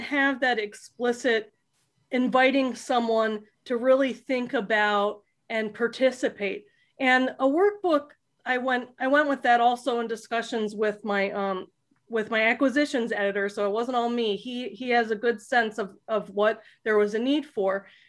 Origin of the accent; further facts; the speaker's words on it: South Florida, United States; I grew up in South Florida